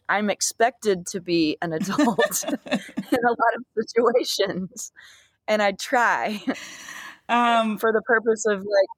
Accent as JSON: {"language": "English", "town": "Dallas", "region": "Texas", "country": "United States", "tie": "born or raised there", "also_born_or_lived": "Fort Worth, Texas", "moved": "yes", "lives_now": "Austin, United States", "said": "I'm not only from Dallas, but I also grew up around a lot of Dallas musicians"}